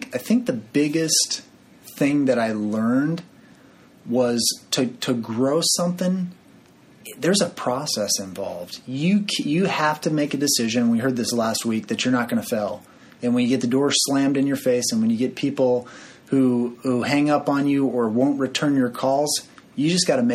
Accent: San Bernardino, California, United States; I grew up in San Bernardino, California

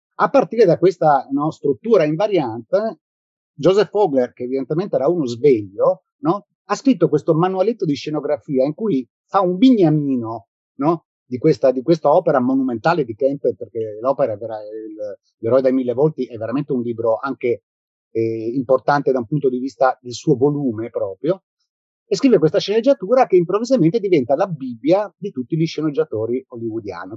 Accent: South Tyrol, Trentino-Alto Adige, Italy; moved away as an adult; now in Rome, Italy; io sono, vivo a Roma, ma sono originario del Sud Tirolo. Sono venuto a Roma nel, nel lontano 1983 per motivi di studio e poi ci sono rimasto.

